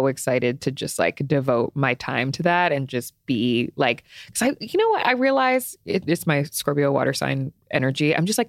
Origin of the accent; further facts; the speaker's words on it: Cleveland, Ohio, United States; born there; I was born in Cleveland, Ohio. Rare fact about me.